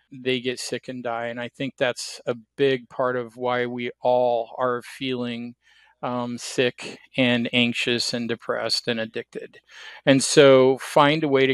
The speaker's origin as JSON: {"language": "English", "region": "Oregon", "country": "United States", "also_born_or_lived": "Kansas / Portland", "moved": "as an adult", "said": "I'm from Oregon."}